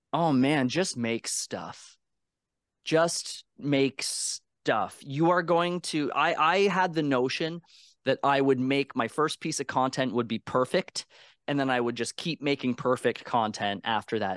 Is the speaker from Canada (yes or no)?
yes; Canada; I'm Canadian